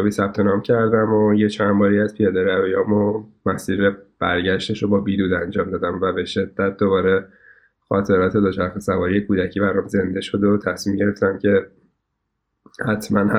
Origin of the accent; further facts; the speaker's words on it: Karaj, Alborz, Iran; now in Tehran, Iran; بعدها که حالا ما در واقع از کرج اومدیم به تهران